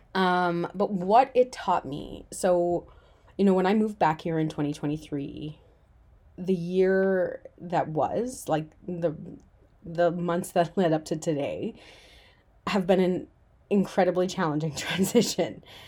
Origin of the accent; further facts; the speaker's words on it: Newfoundland and Labrador, Canada; moved away as an adult; also born or lived in Vancouver; I decided to move back to my hometown on the other side of the country, a little island off the east coast of Canada called Newfoundland.